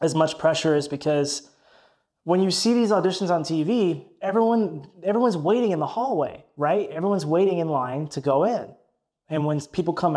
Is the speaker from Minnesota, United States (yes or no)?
no; Tennessee, United States; also born or lived in Michigan; I was born in Michigan, but when I was like three, moved down to Tennessee. I grew up there. I was raised there